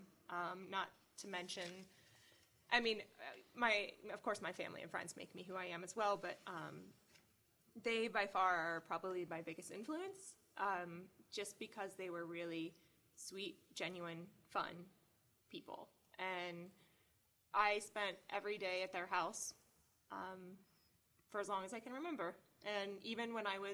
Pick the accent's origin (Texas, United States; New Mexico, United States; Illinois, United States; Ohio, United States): Ohio, United States; moved away as an adult; also born or lived in New York City; now in Cleveland, United States; I moved back to Cleveland, Ohio, because I'm originally from Ohio